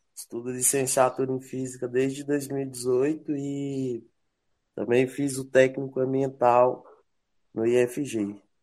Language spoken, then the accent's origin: Portuguese; Brasília, Federal District, Brazil; eu sou de Brasília